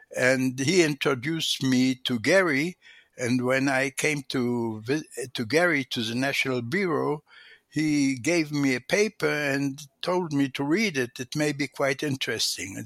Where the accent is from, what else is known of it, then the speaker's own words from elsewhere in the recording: Tel Aviv, Tel Aviv District, Israel; English is a second language; I grew up in Tel Aviv, Israel, Palestine at the time